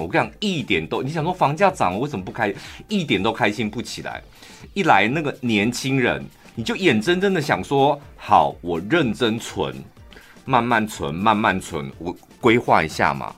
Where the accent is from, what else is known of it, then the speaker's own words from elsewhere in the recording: Taichung, Taiwan; 我们台中人